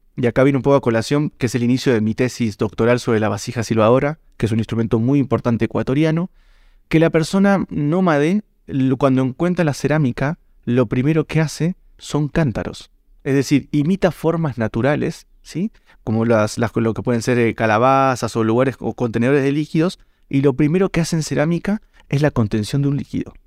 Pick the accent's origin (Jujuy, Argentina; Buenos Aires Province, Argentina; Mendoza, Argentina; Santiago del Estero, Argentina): Buenos Aires Province, Argentina; Mar del Plata; moved away as an adult; also born or lived in Villa María, Córdoba, Argentina; now in Ecuador; Nací en Mar del Plata, cuatrocientos y pico de kilómetros al sur de Buenos Aires por la costa.